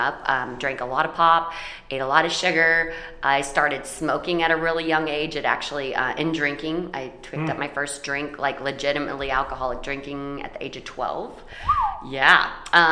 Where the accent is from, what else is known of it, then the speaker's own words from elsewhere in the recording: Paulding County, Ohio, United States; I was born in Paulding County, Ohio.